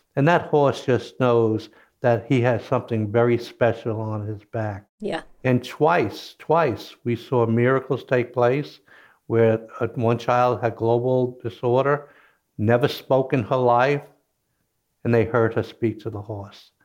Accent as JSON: {"language": "English", "region": "Kentucky", "country": "United States", "tie": "born or raised there", "also_born_or_lived": "New York", "moved": "as an adult", "said": "I was born in Kentucky, grew up working on a farm"}